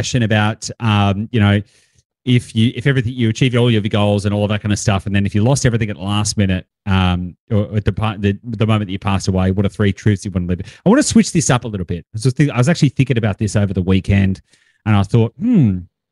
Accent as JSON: {"language": "English", "country": "Australia", "said": "I'm an Australian male"}